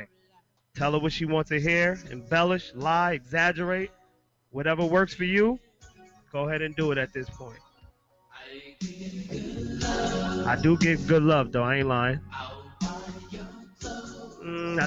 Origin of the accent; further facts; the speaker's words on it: Jamaica; I'm Jamaican